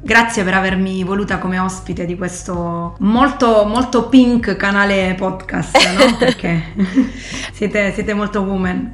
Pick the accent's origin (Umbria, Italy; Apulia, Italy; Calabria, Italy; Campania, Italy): Apulia, Italy; Foggia; also born or lived in London / Rome; io sono originaria di Foggia